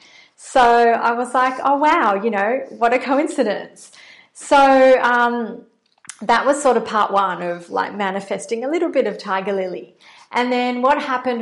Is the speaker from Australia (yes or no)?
yes; Australia; accent: Australian; I'm based in Australia, in case you can't tell from my accent.